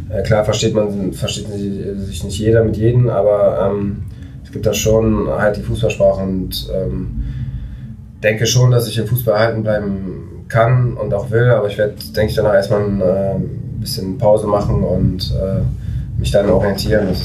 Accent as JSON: {"language": "German", "town": "Düsseldorf", "region": "North Rhine-Westphalia", "country": "Germany", "tie": "born there", "said": "Ich komme gebürtig aus Düsseldorf. Äh, meine Familie ist auch auf dort, äh, also lebt auch dort."}